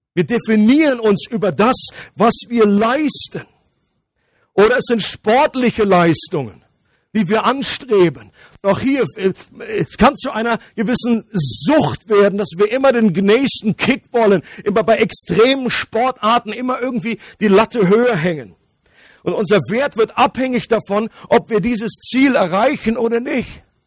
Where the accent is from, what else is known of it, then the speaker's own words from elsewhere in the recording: Germany; ich komme aus dem nördlichen Kanton. Das ist meine Nationalität. Ähm, für alle Ausländer, das ist, heißt Deutschland.